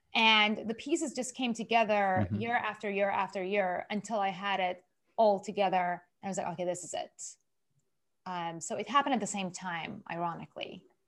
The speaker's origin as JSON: {"language": "English", "country": "Iran", "also_born_or_lived": "Japan", "moved": "as an adult", "said": "I'm originally from Iran, Persian Jewish"}